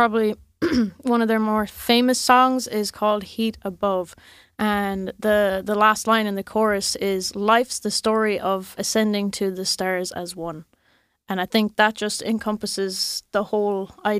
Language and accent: English; Munster, Ireland; County Clare on the west coast.